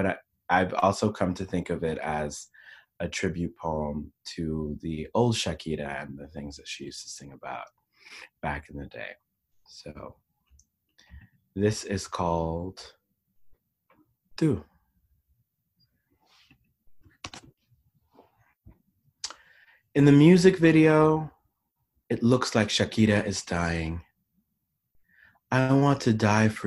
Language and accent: English; Panama; I grew up in Panama